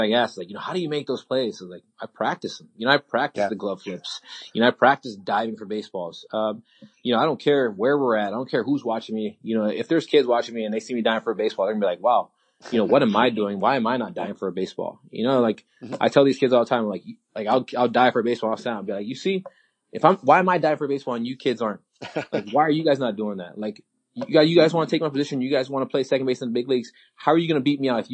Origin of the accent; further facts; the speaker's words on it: Hawaii, United States; I'm from Hawaii, just like Florida. We're sunny all the time